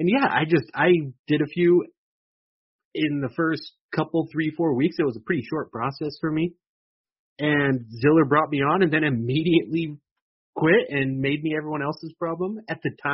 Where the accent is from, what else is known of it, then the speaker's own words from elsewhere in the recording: Woodland, California, United States; I'm from Woodland, you know, just 15 minutes north, I guess it is, of Sacramento